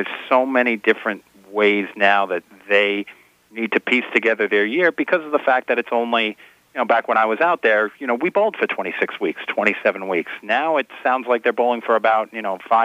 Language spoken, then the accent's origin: English; Levittown, New York, United States; here on Long Island and in Levittown, my hometown